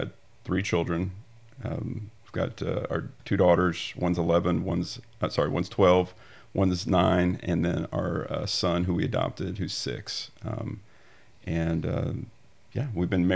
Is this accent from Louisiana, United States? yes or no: yes; Bossier City, Louisiana, United States; I'm originally from Bossier, grew up here